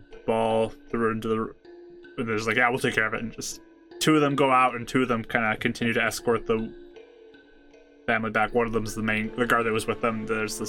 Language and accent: English; Northport, United States; I mean, growing up in Northport, it kind of was always something I was doing. That city is known for music.